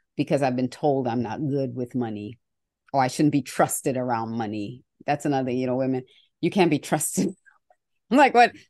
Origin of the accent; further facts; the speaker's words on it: Australia; when I was growing up in Australia